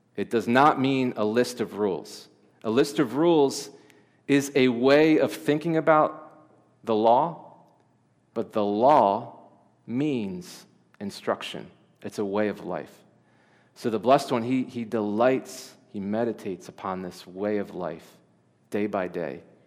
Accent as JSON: {"language": "English", "region": "Delaware", "country": "United States", "tie": "born or raised there", "said": "I was born in Delaware. I've lived in Delaware my whole life."}